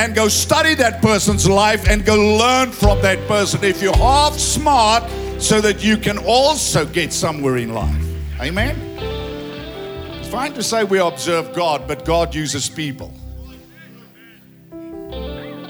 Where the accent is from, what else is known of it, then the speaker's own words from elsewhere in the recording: Ladybrand, Free State, South Africa; I say, Lady Brand